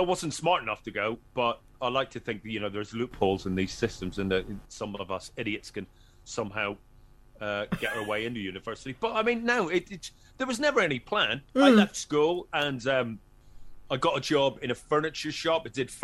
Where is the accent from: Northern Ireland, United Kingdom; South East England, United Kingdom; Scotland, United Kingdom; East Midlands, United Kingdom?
Northern Ireland, United Kingdom; Very quiet, very quiet kid.